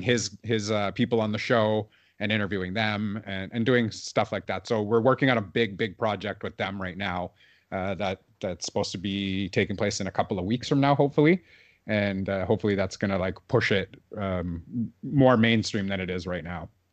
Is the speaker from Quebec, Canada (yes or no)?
no; Toronto, Ontario, Canada; growing up in Toronto